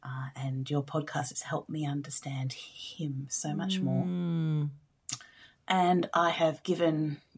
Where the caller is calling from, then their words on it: Bunbury, Western Australia, Australia; I'm calling from Bunbury in Western Australia.